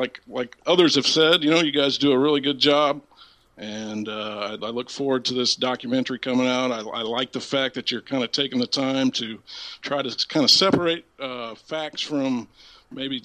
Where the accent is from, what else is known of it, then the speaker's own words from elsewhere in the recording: Southern Illinois, United States; I live in Centralia, Illinois. I'm from Southern Illinois.